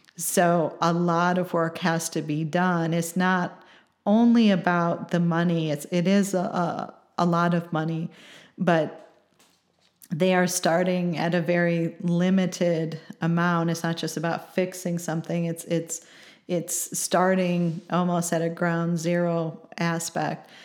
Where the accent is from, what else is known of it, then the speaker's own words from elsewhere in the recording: Chicago, Illinois, United States; now in Champaign, United States; I'm from the Chicagoland area, but I think I'm more of a transplant now 'cause I've been in, uh, Champaign for over twenty-five years